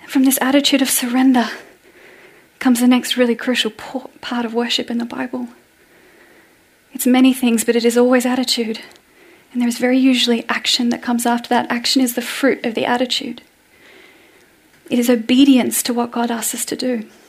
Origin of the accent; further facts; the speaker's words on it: Australia; moved away as an adult; now in Norway; as an Australian